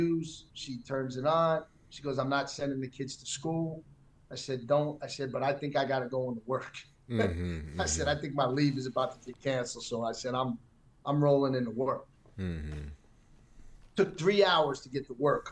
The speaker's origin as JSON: {"language": "English", "town": "New York City", "region": "New York", "country": "United States", "tie": "born or raised there", "said": "I'm born and raised in Manhattan."}